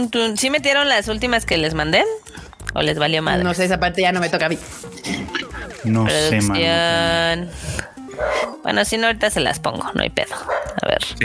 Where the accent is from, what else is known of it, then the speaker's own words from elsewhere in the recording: Mexico; fracasamos como mexicanos, la verdad.